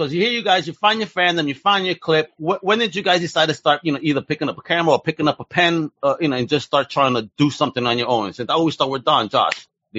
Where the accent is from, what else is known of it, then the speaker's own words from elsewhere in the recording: New York City, New York, United States; me growing up in Brooklyn